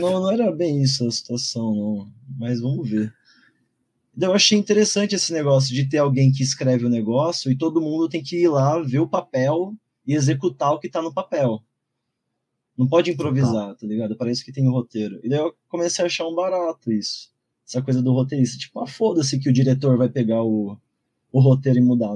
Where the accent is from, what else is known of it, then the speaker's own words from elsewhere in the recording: São Paulo, Brazil; nasci e cresci aqui no Campo Limpo, zona sul de São Paulo